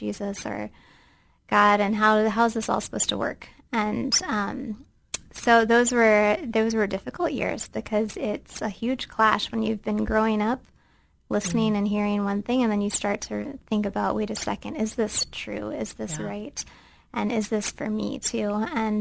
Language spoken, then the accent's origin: English; Central Ohio, United States; moved away as an adult; now in Bahrain; I grew up right here in Central Ohio